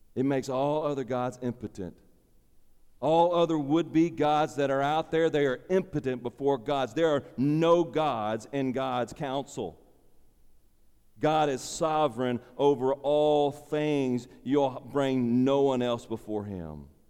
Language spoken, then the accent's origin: English; United States; my citizenship as an American